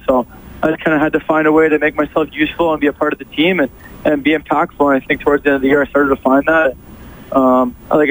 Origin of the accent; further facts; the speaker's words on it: Toronto, Ontario, Canada; growing up in Canada and Toronto